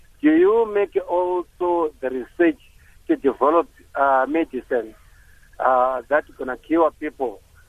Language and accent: English; Zimbabwe; now in Rustenburg, South Africa; I grew up in Zimbabwe.